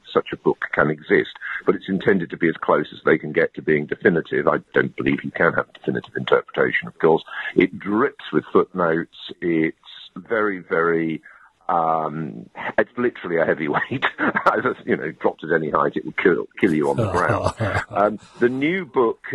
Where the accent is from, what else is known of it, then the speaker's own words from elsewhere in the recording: London, United Kingdom; moved away as an adult; also born or lived in Cambridge / Oxford / Durham / Exeter; I grew up in London